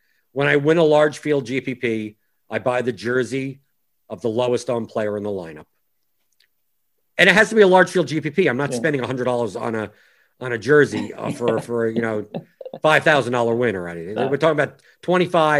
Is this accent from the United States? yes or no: yes; United States; I'm an American who actually does follow soccer